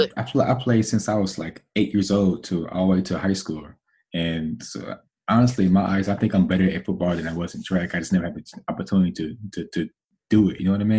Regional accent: Little Rock, Arkansas, United States; I grew up in Little Rock, and Little Rock was a bad area around that time.

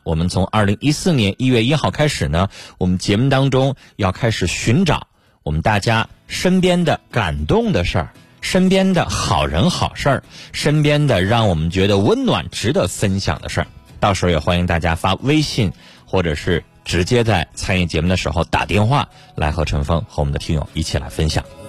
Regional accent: China; 我们中国人

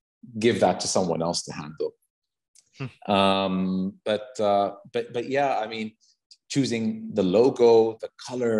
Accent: Saudi Arabia; also born or lived in United States; are you really from Saudi Arabia?" You know? And I'd be like, "Yeah, I am."

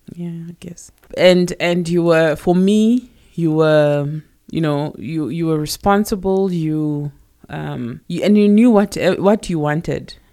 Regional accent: Johannesburg, Gauteng, South Africa; I was born in Alex, Alexandra, in Johannesburg, and I pretty much grew up there

